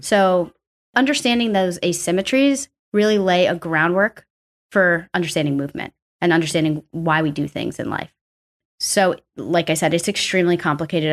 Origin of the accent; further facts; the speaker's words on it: New York City, New York, United States; also born or lived in Arkansas; I'm from New York, pretty much born and raised here